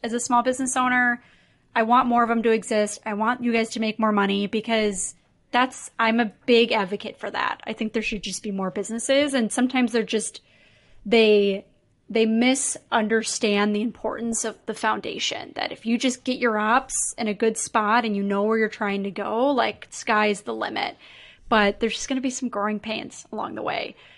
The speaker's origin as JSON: {"language": "English", "town": "Chicago", "region": "Illinois", "country": "United States", "moved": "yes", "lives_now": "Minneapolis, United States", "said": "I'm based in Minneapolis, but I'm from Chicago."}